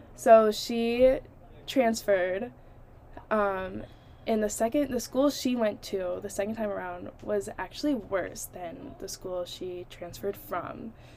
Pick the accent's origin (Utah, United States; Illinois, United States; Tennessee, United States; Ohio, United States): Ohio, United States; Toledo; moved away as an adult; my hometown, Toledo, Ohio